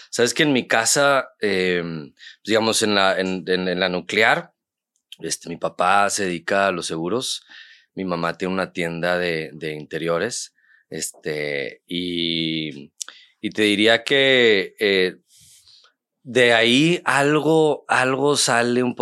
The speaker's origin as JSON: {"language": "Spanish", "town": "Monterrey", "region": "Nuevo León", "country": "Mexico", "tie": "born or raised there", "said": "yo, yo, nací aquí en Monterrey. Y estoy viviendo aquí mucho tiempo."}